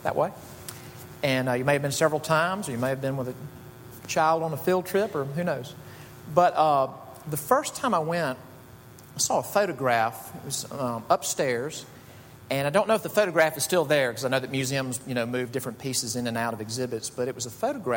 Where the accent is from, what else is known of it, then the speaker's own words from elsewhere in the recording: Jackson, Mississippi, United States; Jackson, Mississippi, which is my hometown